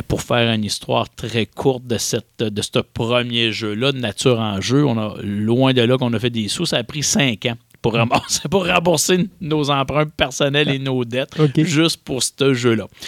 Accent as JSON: {"language": "French", "region": "Quebec", "country": "Canada", "said": "chez nous au Québec"}